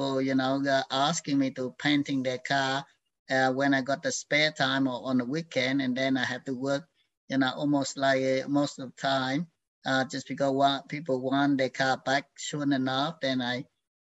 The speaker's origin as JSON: {"language": "English", "country": "Vietnam", "tie": "born or raised there", "moved": "yes", "lives_now": "Australia", "said": "I was born in Vietnam, in the where in the period of that end of the Civil War. And I grew up in that environment"}